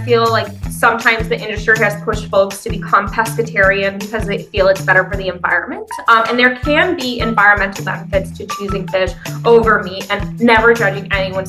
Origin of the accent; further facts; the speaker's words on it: Pennsylvania, United States; now in Washington, D.C., United States; I'm from Pennsylvania